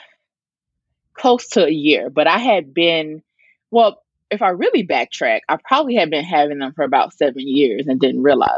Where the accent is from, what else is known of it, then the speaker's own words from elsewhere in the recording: the Delta in Arkansas, United States; I'm from the Delta in Arkansas, right off the Mississippi River